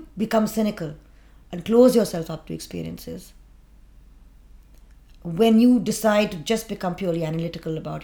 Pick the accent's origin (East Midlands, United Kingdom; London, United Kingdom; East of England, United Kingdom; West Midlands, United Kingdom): London, United Kingdom; I was born in London